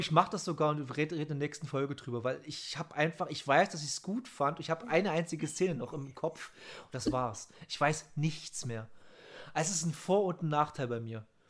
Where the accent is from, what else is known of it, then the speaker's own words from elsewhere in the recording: Saxony, Germany; bei uns in Sachsen